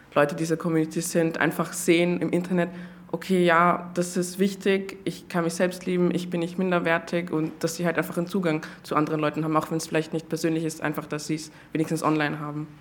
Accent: Austria; so wie ich halt aufgewachsen bin in Österreich

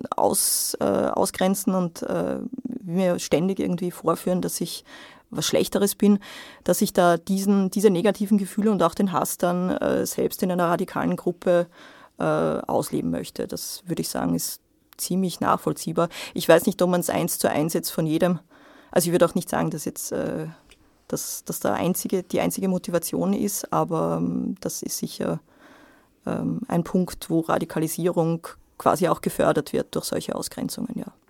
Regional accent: Austria; bei uns in Österreich

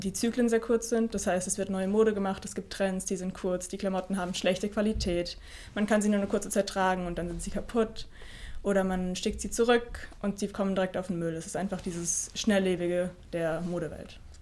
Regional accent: near Mannheim, Baden-Württemberg, Germany; moved away as an adult; now in Vorarlberg, Austria; Ich komme aus der Nähe von Mannheim

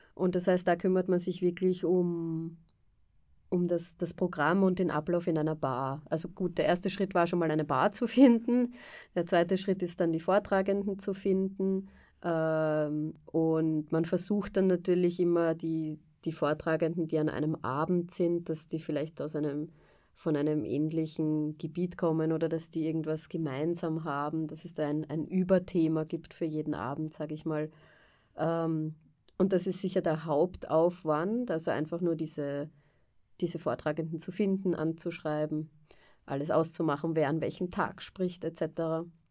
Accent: Vienna, Austria; moved away as an adult; also born or lived in England / France; Ich bin ursprünglich aus Wien

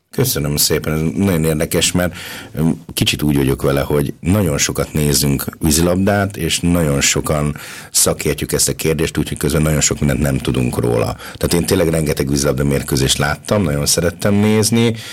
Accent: Hungary; now in Linz, Austria; én tipikusan az a magyar ember vagyok

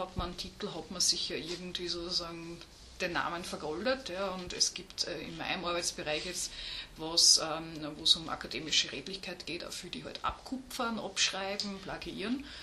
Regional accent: Upper Austria, Austria; Also ich habe ganz normal Gymnasium gemacht, ähm, bin aus Oberösterreich auch.

